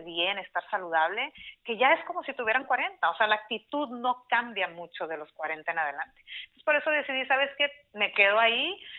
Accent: Mexicali, Baja California, Mexico; moved away as an adult; now in San Diego, United States; Yo soy de Mexicali, Baja California, México. Eh, ahí nací, crecí, hice la mayor parte de mi vida

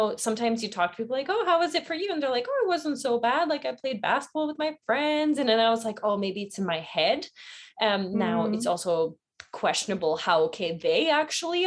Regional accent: Bosnia & Herzegovina; moved away; I was born in Bosnia during that war.

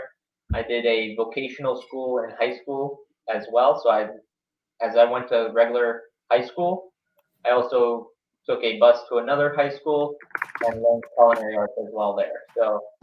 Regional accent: Westchester, New York, United States; born and raised in Westchester, New York. So I'm 26 years old, so 26 years in New York.

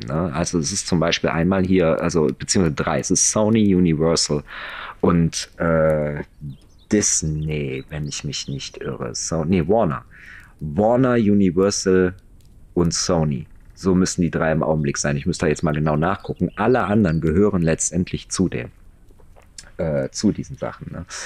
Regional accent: Germany; bei uns in Deutschland

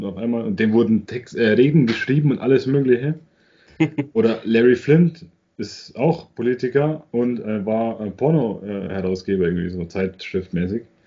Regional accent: Germany; bei uns in Deutschland

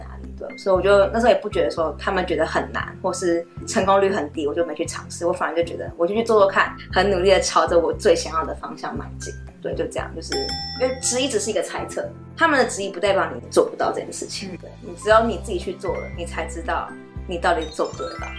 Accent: Taiwan; 我那一届 Computer Science 里面只有我一个台湾人，女生。

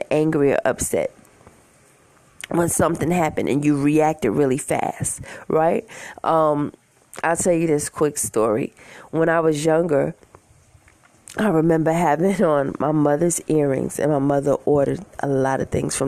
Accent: New York City, New York, United States; I'm from Queens, New York

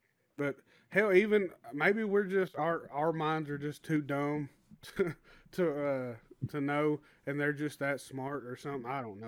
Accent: Southern United States, United States; you know, I'm from the South, and you know a lot of Southern people, we like to swim in lakes and rivers.

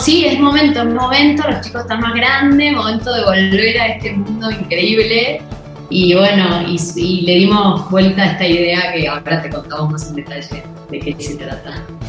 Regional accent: Argentina; moved away as an adult; now in Mexico; somos argentinas

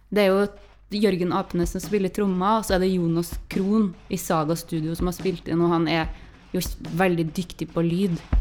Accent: Trøndelag, Norway; jeg snakker litt forskjellig fra det som er liksom den lokale dialekta, og det tror jeg jeg har gjort siden jeg var liten

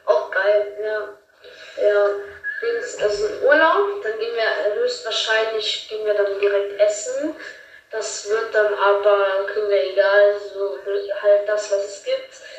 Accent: Rhineland-Palatinate, Germany; ich komme aus Rheinland-Pfalz, das ist in Österreich

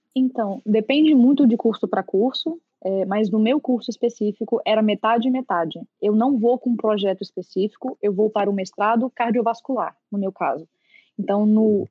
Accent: Brasília, Federal District, Brazil; moved away as an adult; Eu sou nascida e criada em Brasília

